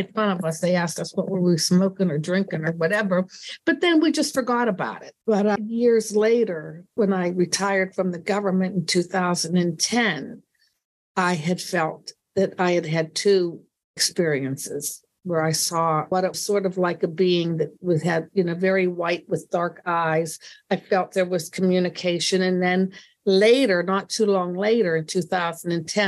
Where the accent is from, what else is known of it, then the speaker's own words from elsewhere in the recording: Indiana, Pennsylvania, United States; This was in Pennsylvania, in Western Pennsylvania, where I grew up.